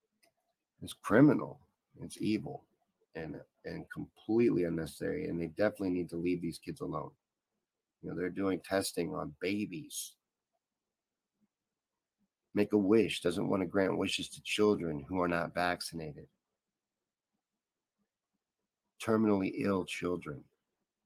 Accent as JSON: {"language": "English", "region": "Kentucky", "country": "United States", "tie": "born or raised there", "said": "This is from the neck of the woods where I'm from. I grew up in Kentucky"}